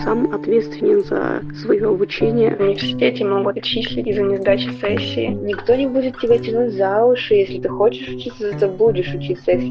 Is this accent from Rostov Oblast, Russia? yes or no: yes; Persianovsky, Rostov Oblast, Russia; Я из Ростовской области. С поселка Персиановского.